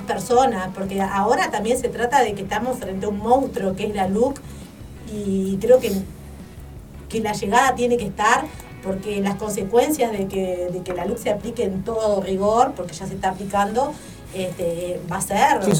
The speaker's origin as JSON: {"language": "Spanish", "town": "Lorenzo Geyres", "region": "Paysandú", "country": "Uruguay", "said": "yo soy del interior profundo mismo, soy de Lorenzo Geires"}